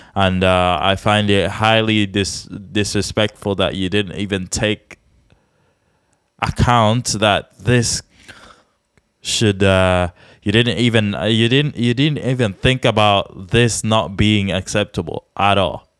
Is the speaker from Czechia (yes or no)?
yes; Czechia; we're from the Czech Republic